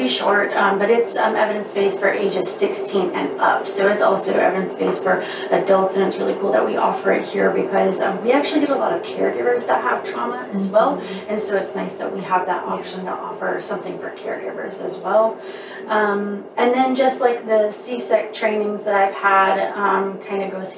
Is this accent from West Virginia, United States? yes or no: yes; Charleston, West Virginia, United States; moved away as an adult; now in Charleston, South Carolina, United States; I'm originally from Charleston, West Virginia